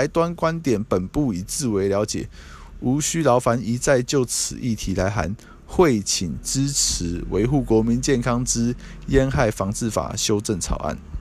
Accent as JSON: {"language": "Chinese", "country": "Taiwan", "said": "我们台湾是繁体中文"}